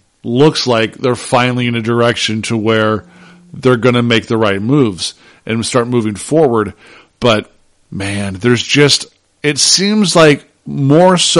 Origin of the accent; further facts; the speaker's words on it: St. Charles, Missouri, United States; I'm from St. Charles